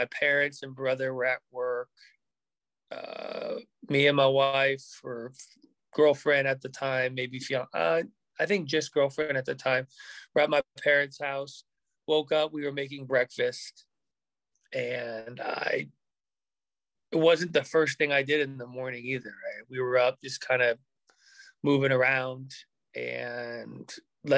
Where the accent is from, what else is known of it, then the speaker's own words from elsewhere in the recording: Southern California, United States; growing up in Southern California